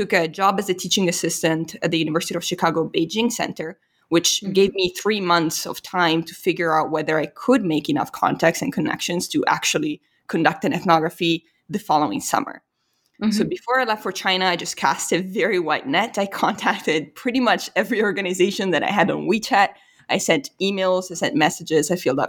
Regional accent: Italy; now in United States; I was from Italy, there was just this immediate cultural recognition

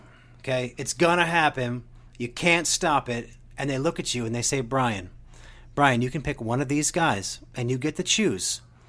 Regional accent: New Jersey, United States; now in Houston, United States; Growing up in New Jersey, I'd been to Philadelphia Philly games. And I'm a Mets fan.

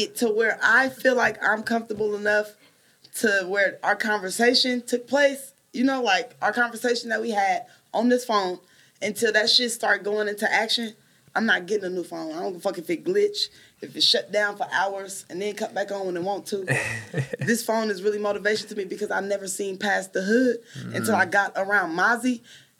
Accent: Richmond, California, United States; Where I grew up at. North Richmond.

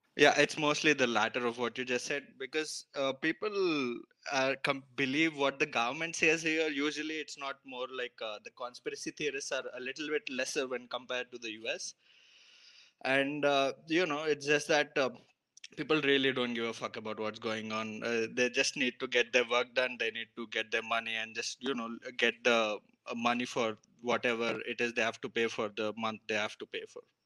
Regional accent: Hyderabad, Telangana, India; I'm from India, dude. I'm a, I live in Hyderabad.

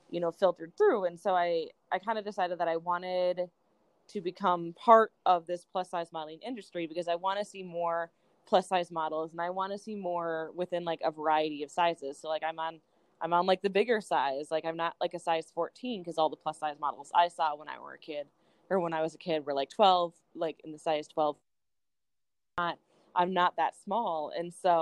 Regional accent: Minnesota, United States; moved away as an adult; now in Milwaukee, United States; I was born and raised in Minnesota

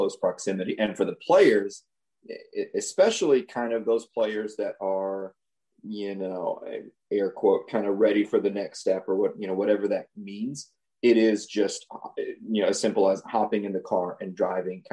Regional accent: Henderson, Texas, United States; moved away as an adult; also born or lived in Houston, Texas; I'm actually from East Texas, a very, very, very small town of Henderson.

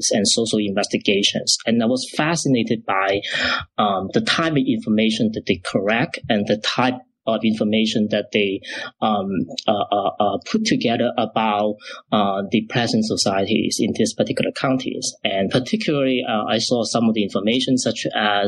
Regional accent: Macau; also born or lived in Chicago, United States; now in Toronto, Canada; I was originally from Macau

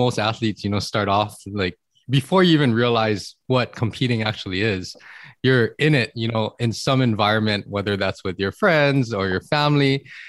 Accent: Hawaii, United States; growing up in Hawaii, we're exposed to good weather all the time.

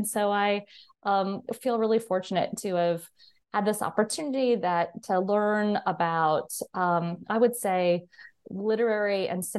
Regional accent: California, United States; So I grew up in Southern California, and interestingly enough, you know, not far from Hollywood, and was always a movie lover.

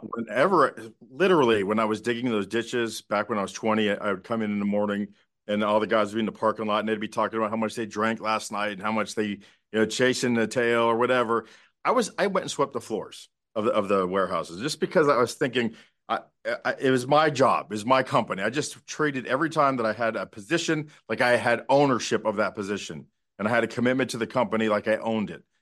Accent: South Florida, United States; moved away; also born or lived in Dallas; we're all from South Florida

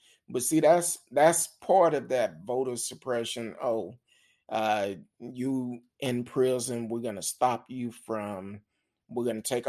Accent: New York, United States; And I'm from New York. New York is in the house.

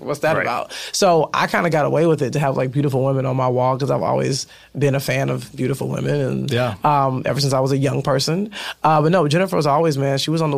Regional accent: Chicago, Illinois, United States; now in Los Angeles, United States; we're both from Chicago

